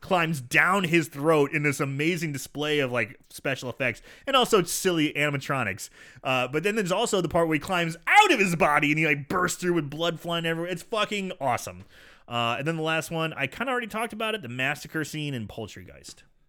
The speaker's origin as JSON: {"language": "English", "town": "St. Louis", "region": "Missouri", "country": "United States", "tie": "born or raised there", "said": "Saint Louis, my hometown"}